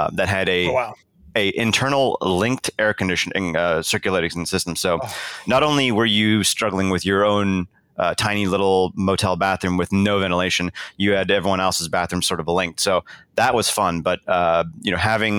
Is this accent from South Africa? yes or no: yes; South Africa; moved away; I was born in South Africa.